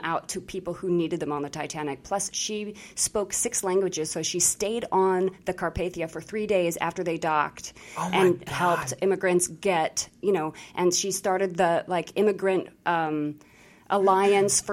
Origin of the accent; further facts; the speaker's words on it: Colorado, United States; moved away as an adult; also born or lived in New York; I was from Colorado, too